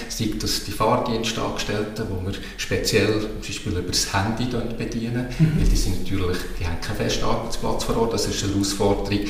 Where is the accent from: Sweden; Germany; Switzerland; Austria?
Switzerland; Basel-Landschaft; Ich komme aus Oberbaselbiet und, und bringe natürlich das mit.